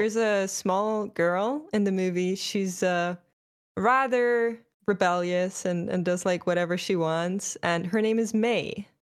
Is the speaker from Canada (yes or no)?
no; Germany; I'm from Germany